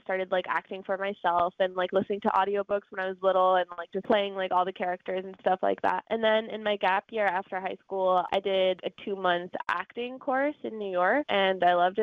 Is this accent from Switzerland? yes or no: yes; Switzerland; first language German; English is a second language; also born or lived in Washington, D.C., United States; now in London, United Kingdom; I was born there and I lived there for a good part of my life.